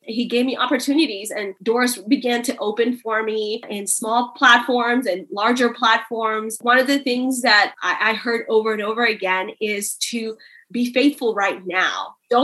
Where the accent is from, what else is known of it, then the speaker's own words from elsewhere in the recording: India; born there; You know, coming from an Indian culture, I was born in India. It's an Asian country where women are not seen as first-class citizens.